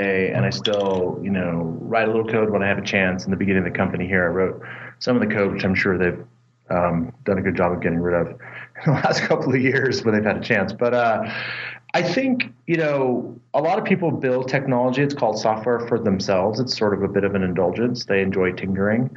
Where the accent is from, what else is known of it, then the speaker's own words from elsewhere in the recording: California, United States; moved away as an adult; also born or lived in Boston; now in Boulder, United States; I grew up in California